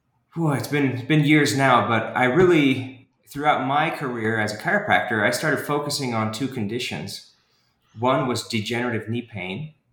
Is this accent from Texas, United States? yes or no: yes; Houston, Texas, United States; also born or lived in Washington, D.C. / Idaho; now in Provo, United States; And so I was born in Washington, D.C., and then when he retired, we moved out west. And so that meant Idaho for about 8 years, and then Houston for all my high school years. So I actually claim that I'm from Houston